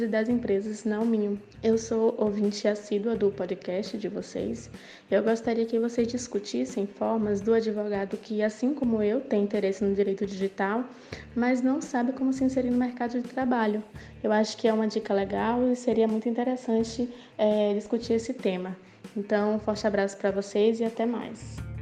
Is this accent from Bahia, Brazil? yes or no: yes; Salvador, Bahia, Brazil; moved away as an adult; now in Braga, Portugal; eu sou de Salvador, Bahia, mas eu moro em Braga, Portugal há mais ou menos um ano.